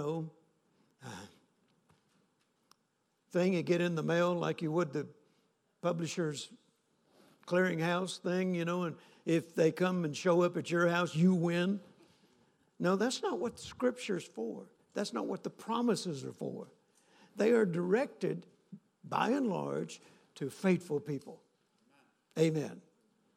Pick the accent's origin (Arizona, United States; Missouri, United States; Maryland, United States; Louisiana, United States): Louisiana, United States; North; I grew up in North Louisiana